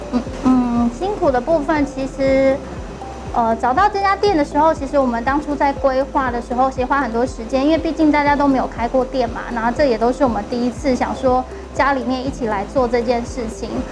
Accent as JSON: {"language": "Chinese", "region": "Taipei", "country": "Taiwan", "tie": "born or raised there", "said": "我们在士林实习室土生土长的，就是爸爸妈妈都在士林阳明山这一带生活"}